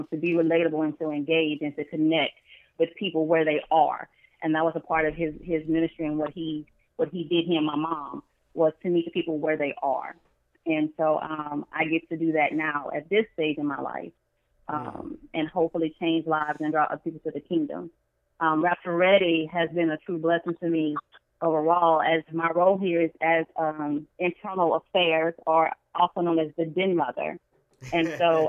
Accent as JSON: {"language": "English", "town": "Baton Rouge", "region": "Louisiana", "country": "United States", "tie": "born or raised there", "also_born_or_lived": "Greensboro, Louisiana", "said": "my family's originally from Greensboro, Louisiana, but I grew up in Baton Rouge"}